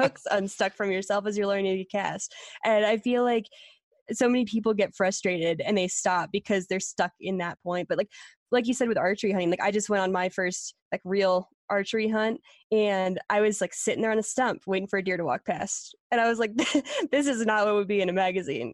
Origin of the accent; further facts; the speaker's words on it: Pennsylvania, United States; moved away as an adult; also born or lived in Colorado; I was from Pennsylvania